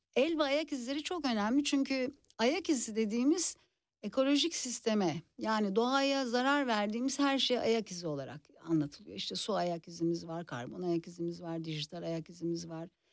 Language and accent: Turkish; Istanbul, Turkey; moved away as an adult; now in Czech Republic